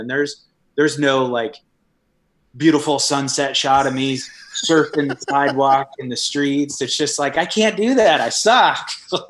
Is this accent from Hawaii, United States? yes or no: yes; Hawaii, United States; I love Hawaii, and I did a lot of boogie boarding when growing up in Hawaii.